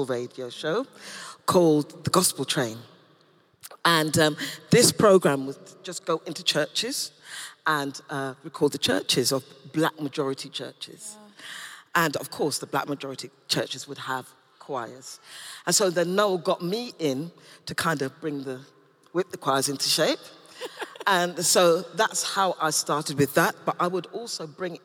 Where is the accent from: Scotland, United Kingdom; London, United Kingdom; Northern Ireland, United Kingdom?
London, United Kingdom; also born or lived in Tooting; I was born in Wimbledon and went to church in Tooting